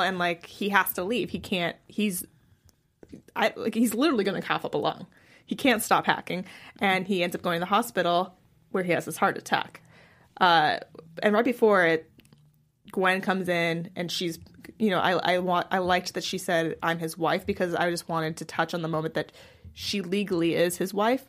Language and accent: English; San Francisco, California, United States; I grew up in San Francisco